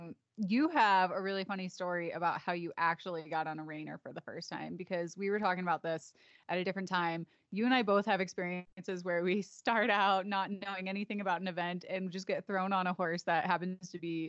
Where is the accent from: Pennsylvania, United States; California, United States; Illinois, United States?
Illinois, United States; Chicago; We both grew up in the same industry. We're both from the Chicagoland suburbs, and we showed together, we rode together.